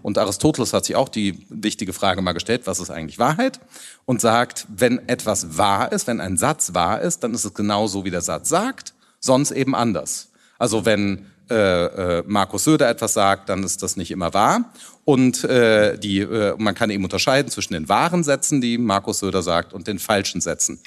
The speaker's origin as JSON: {"language": "German", "region": "Rhineland", "country": "Germany", "also_born_or_lived": "Hamburg", "said": "ich bin Rheinländer"}